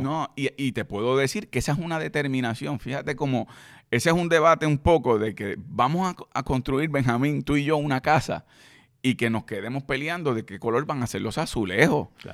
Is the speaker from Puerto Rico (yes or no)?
yes; Puerto Rico; yo soy puertorriqueño y creo en la independencia de mi país